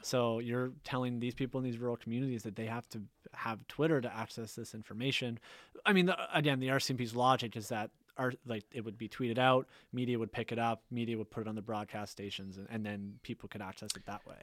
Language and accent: English; Tantallon, Nova Scotia, Canada; I grew up in Tantalum, Lewis Lake area